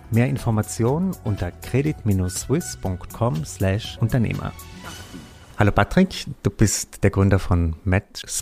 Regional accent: Trentino-Alto Adige, Italy; now in Switzerland; also ich kenne das jetzt aus äh, Südtirol, wo ich herkomme, da sind die angebunden immer ganz streng an die Musikschulen.

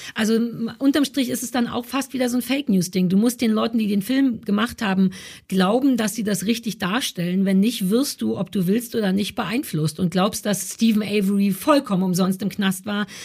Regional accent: Berlin, Germany; also born or lived in London; Ich bin in Berlin Mitte groß geworden

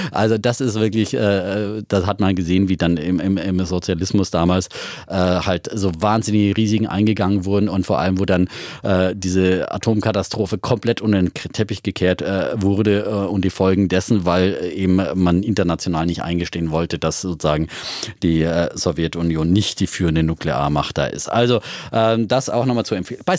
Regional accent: Germany; Also ich habe es ja selber als Wessi dann damals auf Klassenfahrt äh, in Dresden und, und so weiter äh, mit eigenen Augen gesehen.

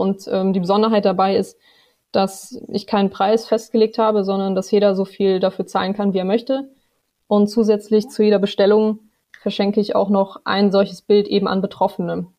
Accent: Bad Neuenahr-Ahrweiler, Rhineland-Palatinate, Germany; moved away as an adult; now in Marburg, Germany; ich komme ursprünglich aus Ahrweiler, bin da geboren, aufgewachsen, meine Familie lebt dort

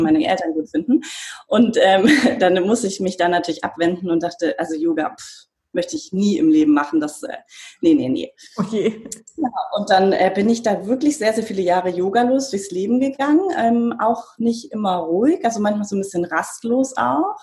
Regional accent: Bavaria, Germany; moved away; ich bin in Bayern aufgewachsen, also wirklich sehr konservativ.

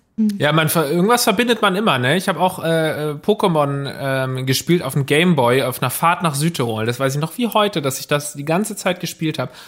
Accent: Southern Germany, Germany; now in Hamburg, Germany; ich komme aus Süddeutschland

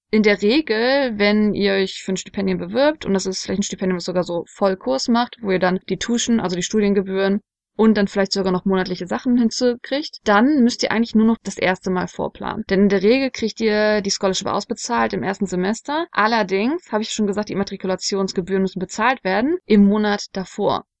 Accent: Germany; bei uns in Deutschland

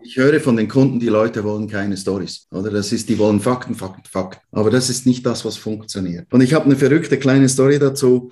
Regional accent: Switzerland; bei uns in der Schweiz, im Wallis

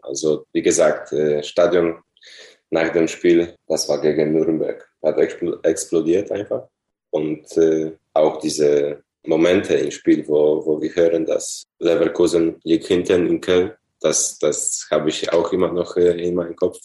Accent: Poland; German is a second language; moved away as an adult; also born or lived in Dortmund, Germany; nach meiner Heimat in Polen zurückkehren.

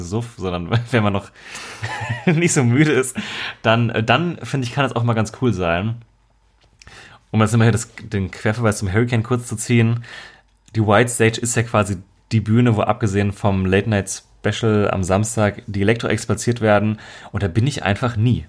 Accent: Marburg, Hesse, Germany; moved away; bei uns in Marburg, also meiner Heimatstadt damals

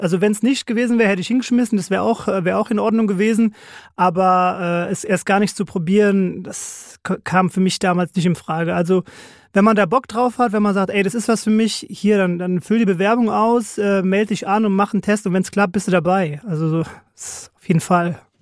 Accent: Frankfurt, Hesse, Germany; groß geworden im schönen Frankfurt Bonames im Ben-Gurion-Ring

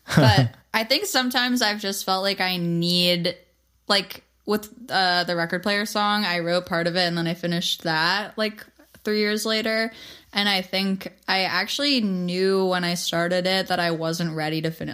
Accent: New York, United States; We're from New York

